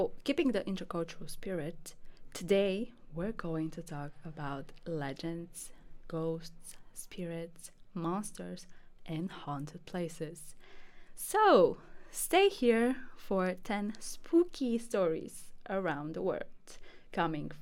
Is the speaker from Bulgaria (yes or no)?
yes; Bulgaria; Bulgaria, my home country